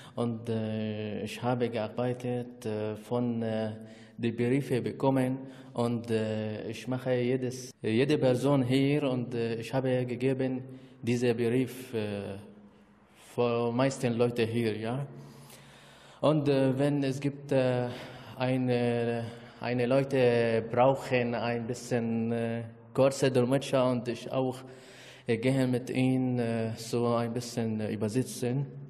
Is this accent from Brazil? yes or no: no; Aleppo, Aleppo Governorate, Syria; German is a second language; moved away as an adult; now in Germany; Ich komme aus Syrien, ich bin 28 Jahre alt. Ich äh, habe auch ein Studium in Wirtschaft äh, von Aleppo Universität, äh, Aleppo auch meine Stadt in Syrien